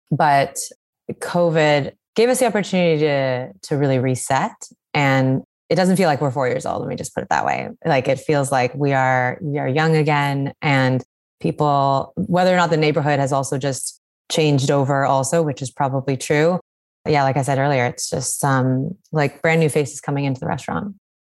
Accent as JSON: {"language": "English", "region": "British Columbia", "country": "Canada", "tie": "born or raised there", "moved": "yes", "lives_now": "New York, United States", "said": "growing up growing up in British Columbia"}